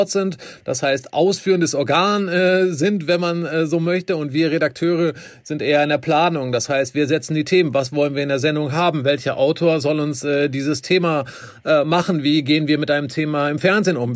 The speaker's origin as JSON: {"language": "German", "town": "Wermelskirchen", "region": "North Rhine-Westphalia", "country": "Germany", "also_born_or_lived": "Bielefeld", "moved": "as an adult", "lives_now": "Bonn, Germany", "said": "Ich komme ursprünglich aus dem Bergischen Land, ist nicht, äh, ist nicht allzu weit auch. weg aus Wermelskirchen und äh, bin zum Studium hier hingekommen und habe mich äh, tatsächlich direkt in äh, Bonn und die Region verliebt."}